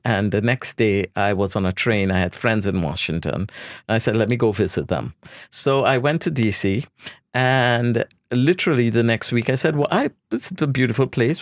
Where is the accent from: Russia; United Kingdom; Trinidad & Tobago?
Trinidad & Tobago; moved away; I was born in Trinidad